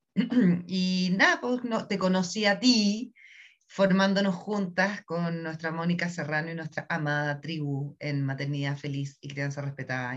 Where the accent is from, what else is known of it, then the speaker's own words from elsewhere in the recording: Chile; soy chilena